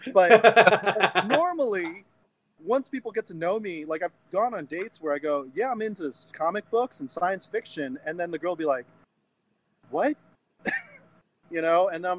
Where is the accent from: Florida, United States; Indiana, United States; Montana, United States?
Indiana, United States; me growing up in Indiana, there's not a lot of diversity.